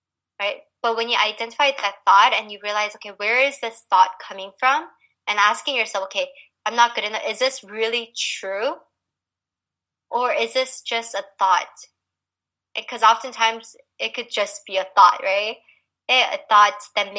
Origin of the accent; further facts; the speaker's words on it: United States; growing up here as a Korean American